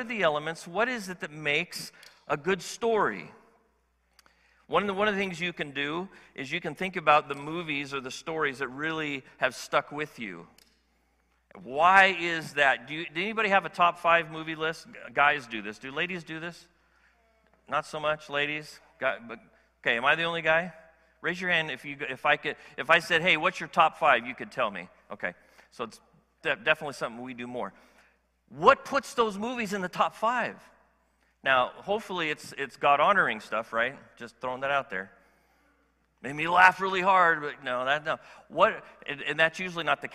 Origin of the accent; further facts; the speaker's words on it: California, United States; as a Californian